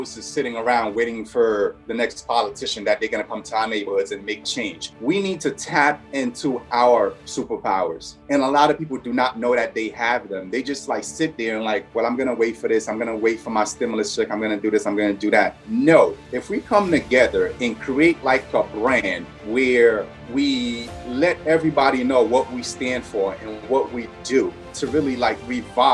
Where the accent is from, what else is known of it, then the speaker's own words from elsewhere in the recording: New York City, New York, United States; also born or lived in Haiti; I grew up in Brooklyn. I've been there for like 27 years